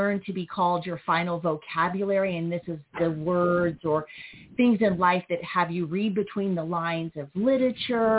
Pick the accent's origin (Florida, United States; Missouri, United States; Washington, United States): Missouri, United States; Joplin; I'm originally from Joplin, Missouri, raised in a HUD-funded apartment